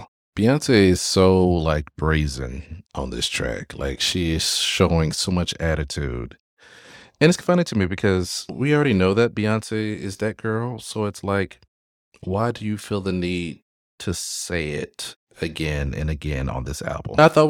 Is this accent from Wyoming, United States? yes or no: no; Florida, United States; I grew up in South Florida. So I grew up with, especially in high school, I grew up with … and … and so forth.